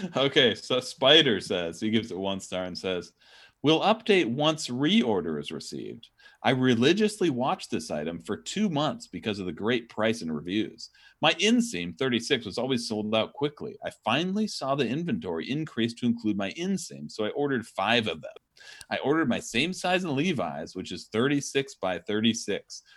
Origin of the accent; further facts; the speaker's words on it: Kirkland, Washington, United States; I'm from Kirkland, Washington